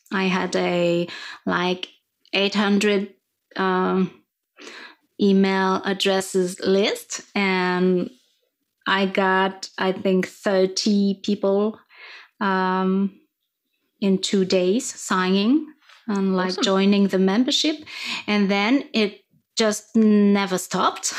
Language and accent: English; France; first language French; English is a second language; You can probably hear my accent. Um, I'm, I'm French